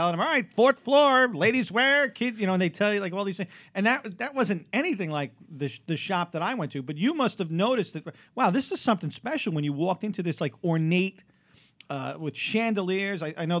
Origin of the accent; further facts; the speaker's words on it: New York City, New York, United States; I grew up on Staten Island